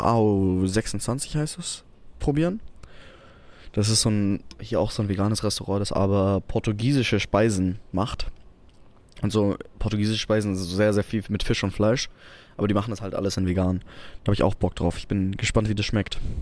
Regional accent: Albstadt, Baden-Württemberg, Germany; bei uns in Albstadt

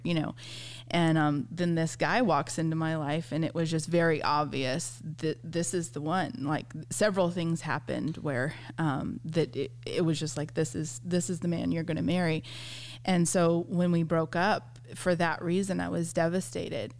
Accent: San Diego, California, United States; moved away as an adult; also born or lived in South Carolina; I grew up in San Diego, California

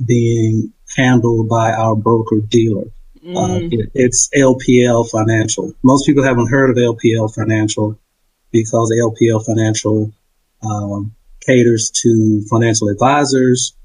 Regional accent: Dallas, Texas, United States; also born or lived in Kansas City / Frisco, Texas; now in Houston, United States; I was born and raised in Dallas, in the Pinks

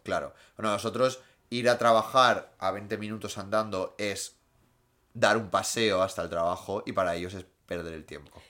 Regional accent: Gijón, Asturias, Spain

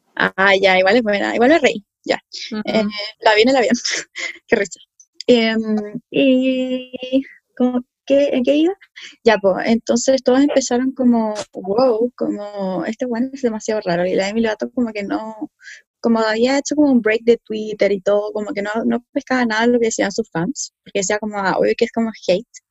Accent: Chile; chilenos y chilenas y chilenes que somos

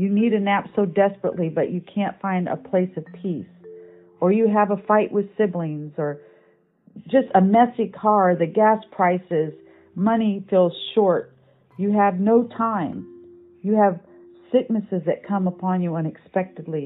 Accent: Michigan, United States; When I was a kid growing up in Michigan

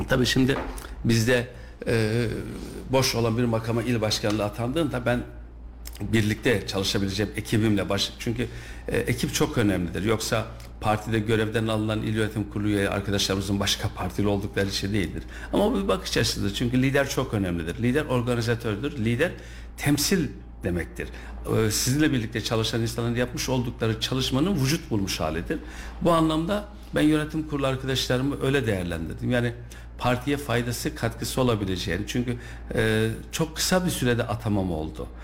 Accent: Kayseri, Kayseri Province, Turkey; also born or lived in Tavlaköy, Sarız; İlk orta e, lise öğrenimi Kayseri'de yaptım

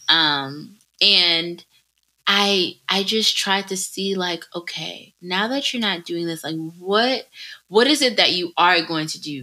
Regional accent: United States; in my childhood in America

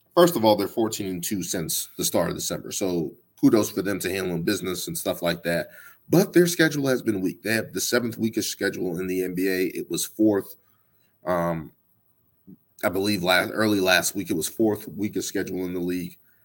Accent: Boston, Massachusetts, United States; I'm from Boston

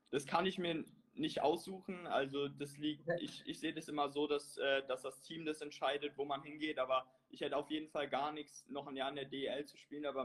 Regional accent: Germany; Aber natürlich als Deutscher muss ich auch mit Leon gehen

